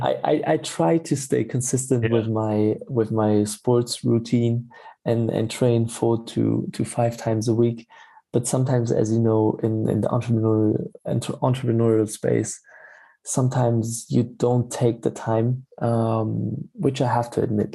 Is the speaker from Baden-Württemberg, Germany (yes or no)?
yes; Stuttgart, Baden-Württemberg, Germany; moved away as an adult; also born or lived in Freiburg / Berlin; I'm from from Germany, born uh, in in Freiburg, and then uh, grown up in uh, the area of Stuttgart.